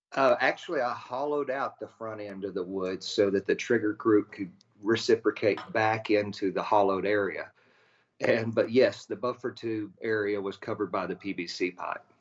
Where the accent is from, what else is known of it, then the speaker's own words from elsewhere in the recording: Abilene, Texas, United States; I grew up in West Texas out by Abilene